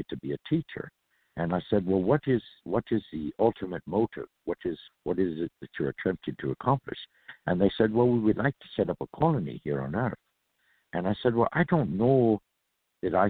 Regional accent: California, United States; I am a native from California

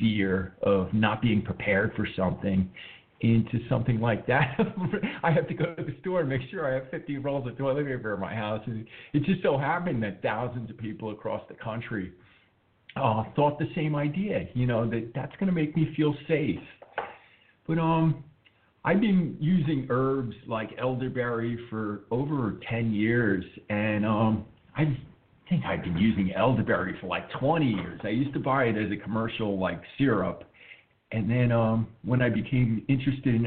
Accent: New York City, New York, United States; I grew up in the New York City area, and my mother worked in Manhattan

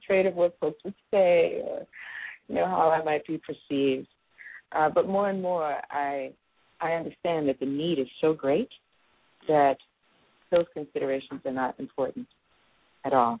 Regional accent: New York City, New York, United States; now in San Francisco Bay Area, United States; I'm a native New Yorker. I was born and raised in Brooklyn, New York.

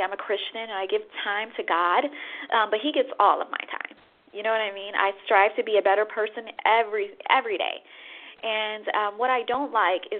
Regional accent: Chicago, Illinois, United States; I'm from the Midwest, Chicago

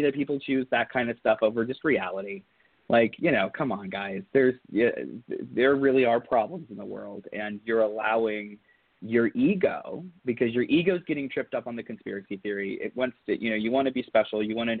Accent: Southern Ohio, United States; I was raised in Southern Ohio, part of the Rust Belt

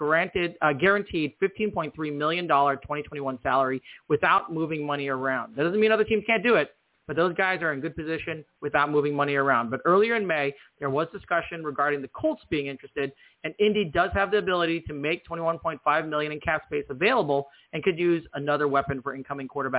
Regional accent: New Zealand; I'm actually a Kiwi. I'm actually from New Zealand.

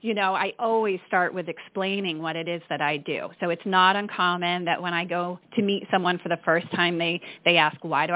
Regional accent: Michigan, United States; accent: Midwestern; moved away; also born or lived in Portsmouth, New Hampshire; I grew up in Michigan, Amy, and my Midwestern accent is going to come out

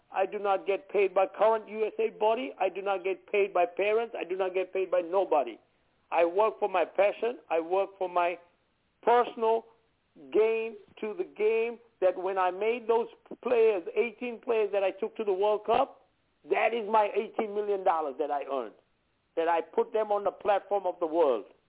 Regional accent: India; now in United States; being an Indian

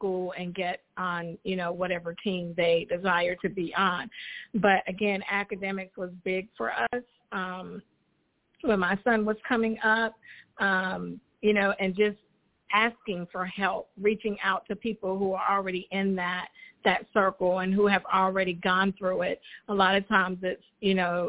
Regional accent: United States; now in Charlotte, United States; my hometown of Richmond County

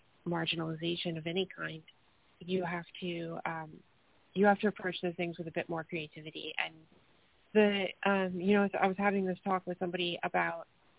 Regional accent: Appalachia, United States; Like, I grew up in Appalachia. That was my life. I mean, I grew up in Klan territory. I grew up in a place where there's this road that was supposed to come through my town growing up.

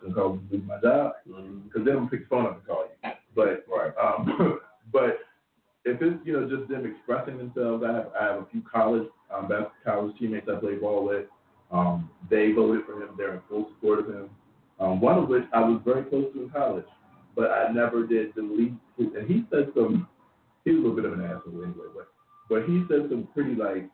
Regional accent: Texas, United States; I grew up in Texas where most of the people I knew grew up as Republicans

